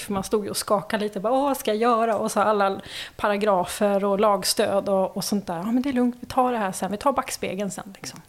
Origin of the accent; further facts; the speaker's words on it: Märsta, Stockholm County, Sweden; also born or lived in Värmland / Helsingborg / Umeå; jag är född i eh, Värmland men eh, uppväxt i Märsta.